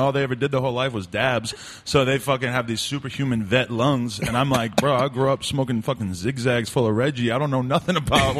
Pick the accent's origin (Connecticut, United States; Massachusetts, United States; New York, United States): Massachusetts, United States; Boston; growing up in the Boston area and stuff, it was like I was into hardcore bands and stuff like that.